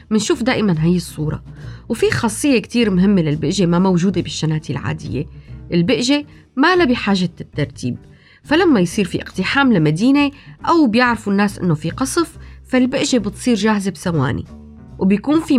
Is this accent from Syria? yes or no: yes; Syria; والحقيقة حياتنا كانت دائما كسوريين مليانة بالبأج والصرر عبر التاريخ